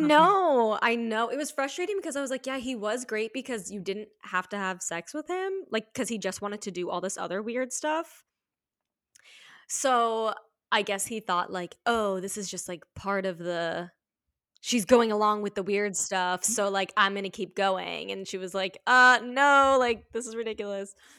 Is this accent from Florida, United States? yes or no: yes; Florida, United States; moved away as an adult; also born or lived in New York; now in Los Angeles, United States; I've stripped in Florida, but, like, just in my hometown, like, really small, like, beach vibes